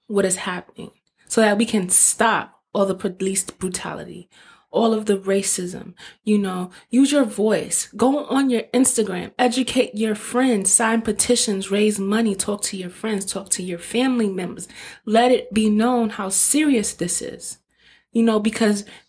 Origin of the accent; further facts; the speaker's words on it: New York, United States; I'm from New York